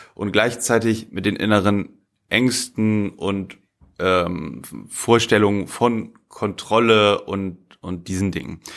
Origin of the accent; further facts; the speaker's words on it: Bremen, Germany; moved away; ich bin in Bremen geboren, ne, ich stamme aus Bremen